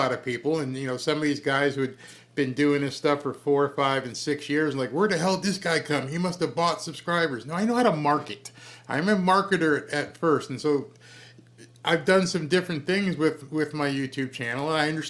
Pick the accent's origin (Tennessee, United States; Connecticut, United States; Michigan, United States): Connecticut, United States; moved away; I came from Connecticut.